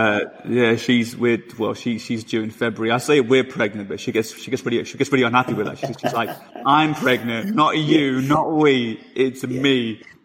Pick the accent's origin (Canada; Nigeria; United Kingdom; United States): United Kingdom; London; I'm from London